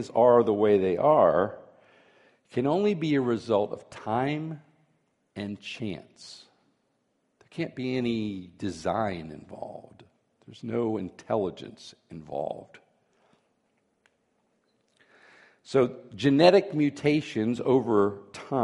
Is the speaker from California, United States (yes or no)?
no; Florida, United States; when I was a boy growing up in Florida